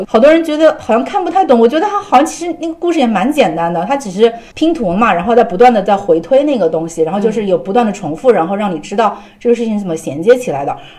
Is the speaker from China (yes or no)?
yes; China; 作为中国人